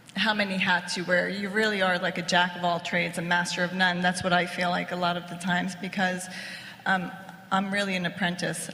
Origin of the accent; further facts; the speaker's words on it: Italy; now in United States; We're both from Italy